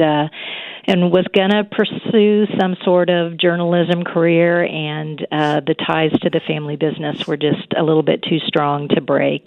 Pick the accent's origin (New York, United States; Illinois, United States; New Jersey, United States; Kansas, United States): Kansas, United States; Wichita; also born or lived in Pennsylvania / Missouri; I grew up in the Wichita Derby area